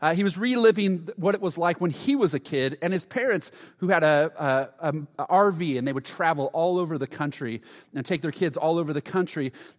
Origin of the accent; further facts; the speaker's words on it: Huntington, United States; I grew up in Huntington, so we'd go to JCPenney's and Montgomery Ward's